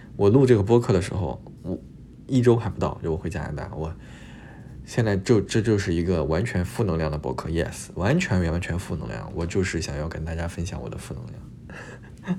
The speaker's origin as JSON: {"language": "Chinese", "town": "Luoyang", "region": "Henan", "country": "China", "also_born_or_lived": "Montreal, Canada", "moved": "as an adult", "lives_now": "Toronto, Canada", "said": "我是洛阳的嘛"}